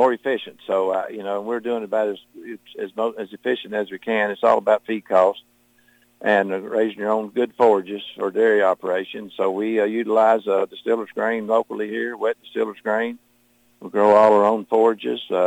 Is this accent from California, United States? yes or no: no; Marion County, Kentucky, United States; Born and raised in Marion County, about 5 or 6 miles away from where I live presently in St. Mary's